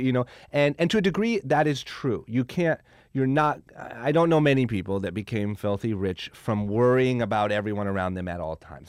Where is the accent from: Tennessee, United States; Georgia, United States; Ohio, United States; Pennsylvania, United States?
Ohio, United States; Akron; moved away as an adult; now in Los Angeles, United States; I'm from Akron, Ohio